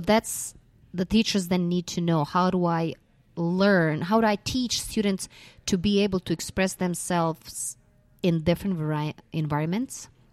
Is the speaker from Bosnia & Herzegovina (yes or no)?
yes; Mostar, Federation of Bosnia and Herzegovina, Bosnia & Herzegovina; moved away as an adult; I'm originally a Croatian from Bosna and Herzegovina, and I started with the I B about ten years ago in my school in my hometown, Mostar.